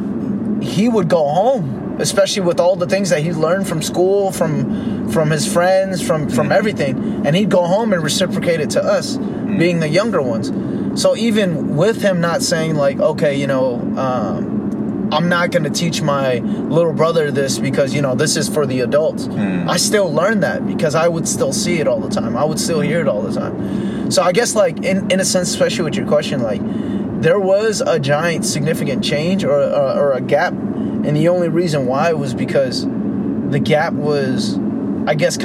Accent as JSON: {"language": "English", "town": "Fremont", "region": "California", "country": "United States", "tie": "born or raised there", "also_born_or_lived": "Union City, California / Tracy, California / Dublin, California", "said": "I grew up in Fremont, like Fremont, Union City area, but then I also moved quite often too, coming from like that area to Tracy, Dublin area"}